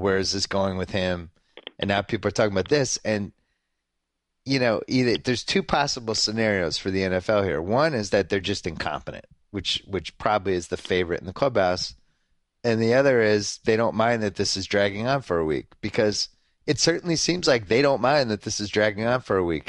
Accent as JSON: {"language": "English", "region": "Massachusetts", "country": "United States", "tie": "born or raised there", "said": "I was growing up in Massachusetts"}